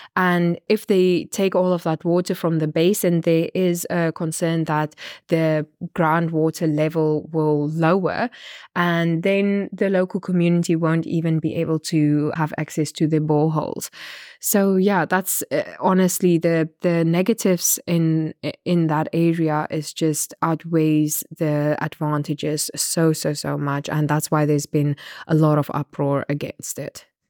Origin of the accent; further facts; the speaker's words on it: Namibia; I'm a journalist from Namibia